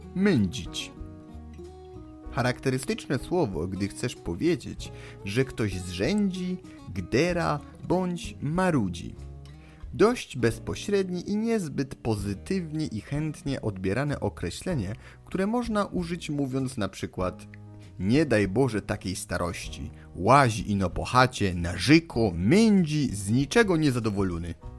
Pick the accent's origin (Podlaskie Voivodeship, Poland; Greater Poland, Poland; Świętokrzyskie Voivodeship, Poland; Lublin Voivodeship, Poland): Greater Poland, Poland; Poznań; dla nas poznaniaków